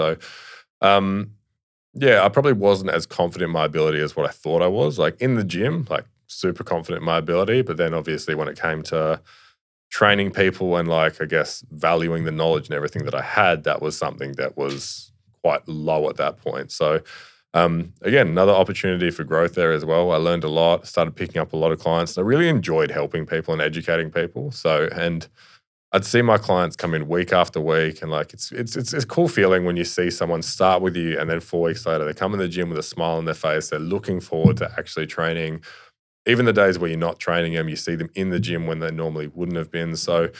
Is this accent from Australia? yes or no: yes; Sydney, New South Wales, Australia; born there; Like I said, I was born in Sydney, but like I didn't have any mates there or anything like that.